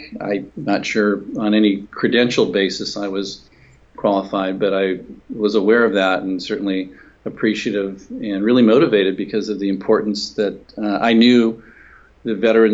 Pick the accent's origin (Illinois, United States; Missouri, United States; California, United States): California, United States; Senator Alan Cranston, who was my home state senator from California